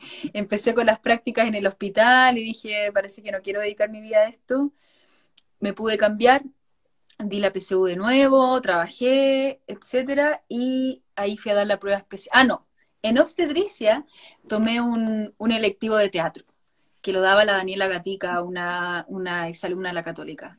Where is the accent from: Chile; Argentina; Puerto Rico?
Chile; now in Spain; todos los intérpretes somos chilenos